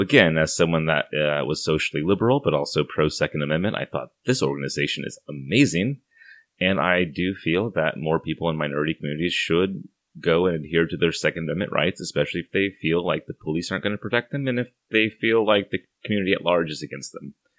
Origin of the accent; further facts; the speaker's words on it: Santa Barbara, California, United States; moved away as an adult; now in Portland, United States; I left my hometown of Santa Barbara, California